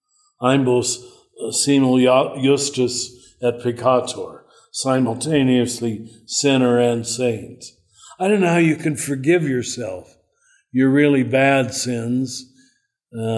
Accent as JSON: {"language": "English", "region": "Kansas", "country": "United States", "also_born_or_lived": "Cincinnati", "moved": "yes", "said": "I'm from Kansas"}